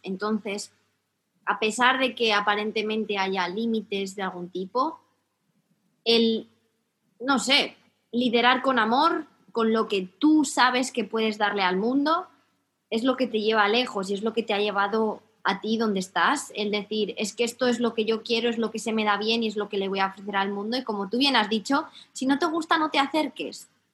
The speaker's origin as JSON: {"language": "Spanish", "country": "Spain"}